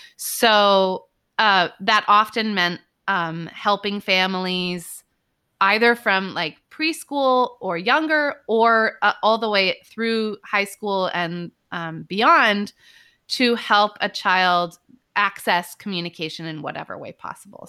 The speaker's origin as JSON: {"language": "English", "area": "Bay Area", "region": "Northern California", "country": "United States", "tie": "born or raised there", "also_born_or_lived": "New York", "moved": "as an adult", "said": "I grew up in California, Northern California, in the Bay Area."}